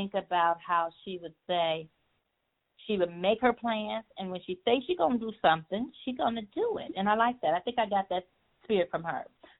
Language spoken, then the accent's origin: English; the North, United States; I was born here in the North, but Mama was born in the South